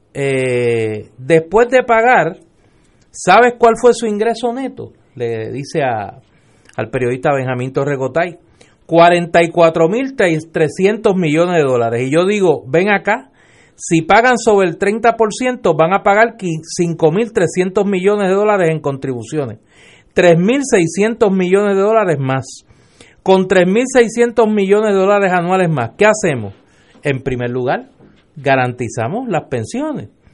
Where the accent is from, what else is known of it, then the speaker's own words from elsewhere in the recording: Puerto Rico; Yo como puertorriqueño